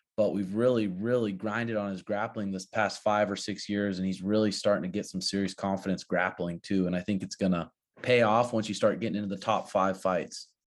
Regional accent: Montana, United States; now in Peoria, Arizona, United States; growing up in Montana

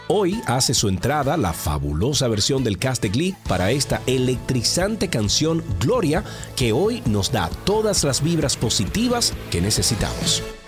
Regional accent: Santiago de los Caballeros, Santiago, Dominican Republic; nosotros somos de Santiago. Ernesto vivía en la calle Puerto Rico y yo vivía en la calle Ponce

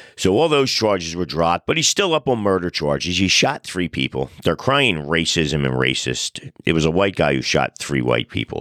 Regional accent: United States; I'm an American of Italian descent

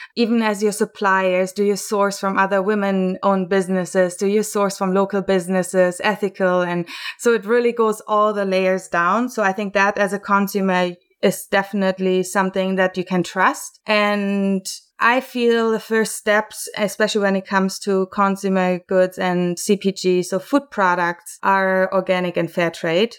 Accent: Germany; moved away as an adult; now in Vancouver, Canada; I was born and raised in Germany and then came over to Canada

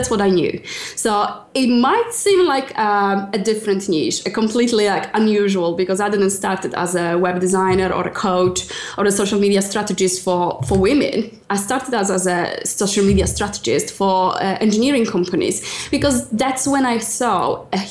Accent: Poland; English is a second language; moved away as an adult; now in United Kingdom; I'm originally from Poland and I've been close to 10 years in UK now

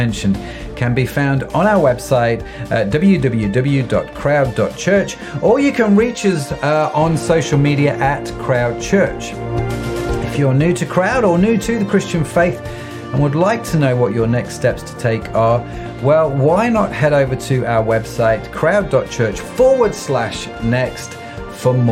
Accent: United Kingdom; we're British

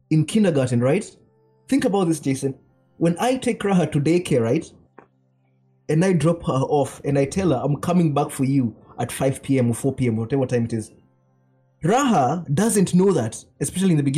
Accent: Nairobi, Kenya; moved away as an adult; now in Japan; I grew up in Nairobi.

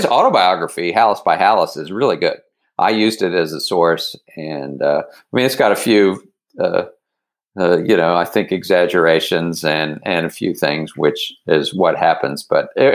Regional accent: Dallas, Texas, United States; moved away as an adult; also born or lived in Philadelphia, Pennsylvania; now in Baltimore, United States; I've lived in Baltimore for 36 years but I am a Texan

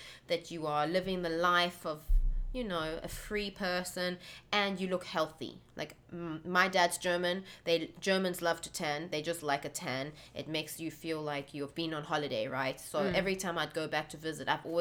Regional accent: South Africa; I grew up in South Africa

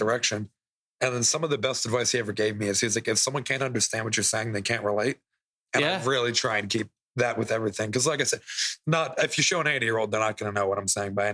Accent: Massachusetts, United States; moved away; we're both from Massachusetts

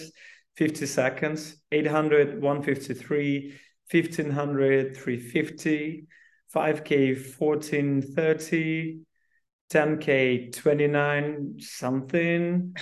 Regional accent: Belarus; moved away as an adult; now in Warsaw, Poland; I'm originally from Belarus

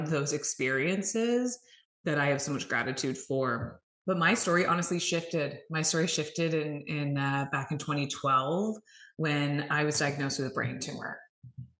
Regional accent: Canada; I am Canadian. So yes, north of the border

